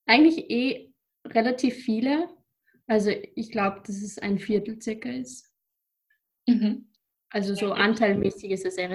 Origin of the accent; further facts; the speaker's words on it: Upper Austria, Austria; now in Vienna, Austria; Ich komme aus Oberösterreich und wohne derzeit in Wien.